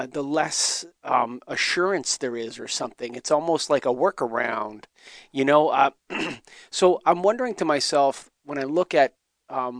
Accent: Canada; I'm Canadian

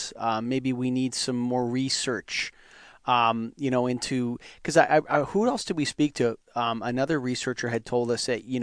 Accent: Canada; I'm Canadian.

